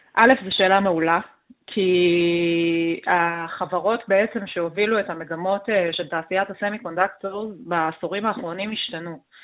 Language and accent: Hebrew; Israel; אנחנו בתור ישראלים